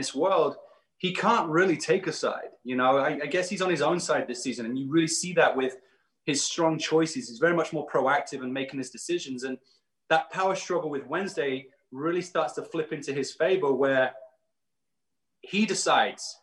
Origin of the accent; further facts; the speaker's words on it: United Kingdom; being a British American